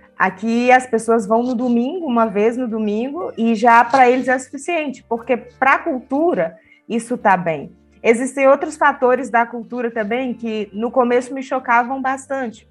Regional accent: Pará, Brazil; moved away as an adult; now in Lima, Peru; eu sou brasileira, paraense e atualmente missionária em Lima, Peru

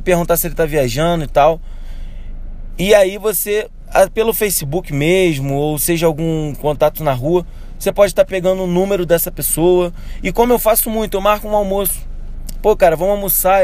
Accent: Rio de Janeiro, Brazil; eu sou do Rio de Janeiro.

